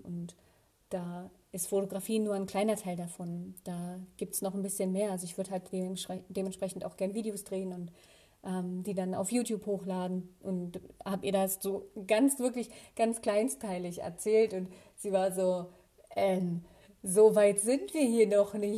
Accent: Germany; hier in meiner Heimatstadt

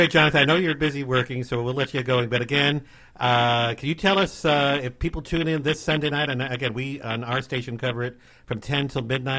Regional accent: New Jersey, United States; moved away; I'm from New Jersey.

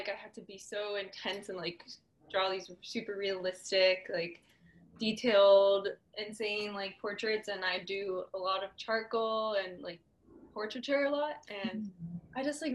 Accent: Southern California, United States; also born or lived in Orange County, California / Los Angeles, California; I grew up in Southern California. I grew up kind of like all over, a little bit in Orange County, mostly Ventura County

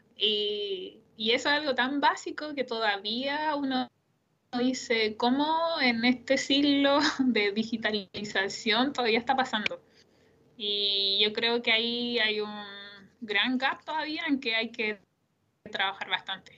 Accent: Curepto, Maule, Chile; also born or lived in Columbus, Ohio, United States; yo soy de un pueblo, eh, soy de Curepto, entonces yo sabía que me tenía que ir de la casa para estudiar.

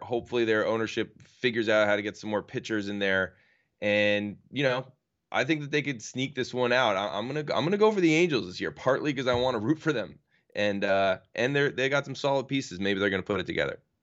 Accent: New York, United States; as a New Yorker

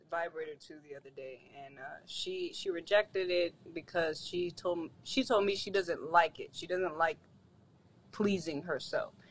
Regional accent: Orlando, Florida, United States; I'm from Florida.

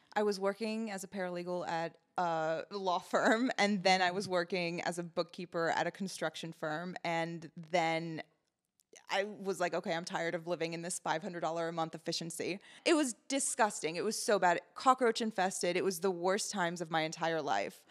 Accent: United States; also born or lived in Lebanon; I moved to America in 2001 from Lebanon and I grew up as one of the very few brown people in Montgomery County

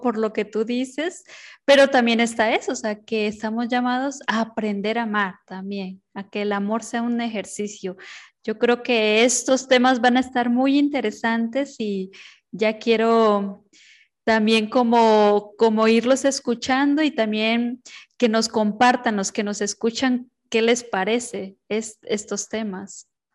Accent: Honduras; mi tierra querida Honduras

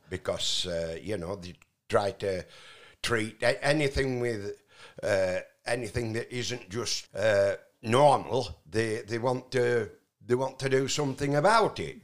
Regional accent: Barnoldswick, Yorkshire and the Humber, United Kingdom; also born or lived in Austria; I was raised in a little town called Barnolds, whi-, which is in between Skipton and Burnley.

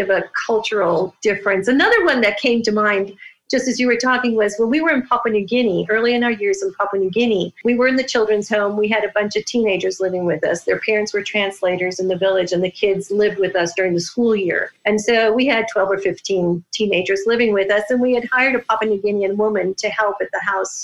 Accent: Wisconsin, United States; I grew up in Wisconsin, such a sheltered little life

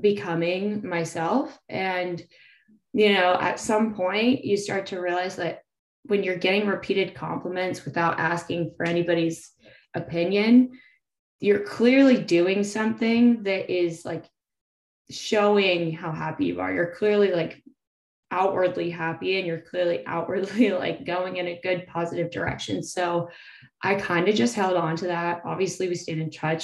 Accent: Salinas, California, United States; now in San Diego, United States; … and I grew up together in Salinas, so hometown buddies

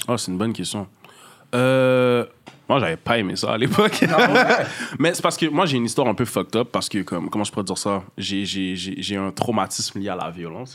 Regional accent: Montreal, Quebec, Canada; Je viens du nord-est de Montréal, ça veut dire plus jeune Montréal-Nord, de fil en aiguille, euh, Pointe-aux-Trembles, Rivière-des-Prairies. Je suis resté dans cet arrondissement-là à peu près. Euh, d'origine haïtienne, je suis né ici, de parents haïtiens.

